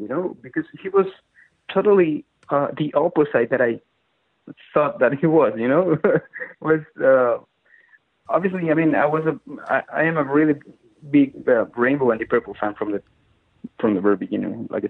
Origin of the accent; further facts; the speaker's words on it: Chile; now in Madrid, Spain; Yeah, I was in Madrid in 2015. I moved from Chile to Madrid in 2009.